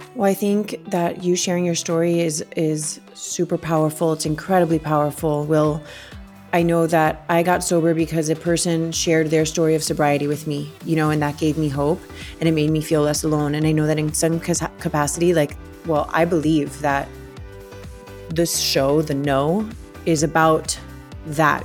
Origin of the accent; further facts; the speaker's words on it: South Florida, United States; the families in my home state in South Florida